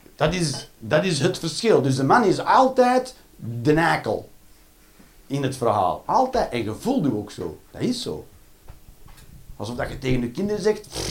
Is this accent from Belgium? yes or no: yes; Ghent, Flanders, Belgium; moved away as an adult; now in Eindhoven, Netherlands; ik ben van Gent.